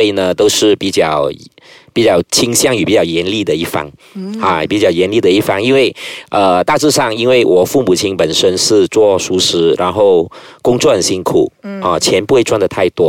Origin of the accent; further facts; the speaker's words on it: Guangdong, China; 我都是会煮，会煮一些米粉吃啊，啊，还是会煮一些啊家常便饭啊，蒸猪肉啊等等，我们广东人喜欢吃的，煲一煲汤啊。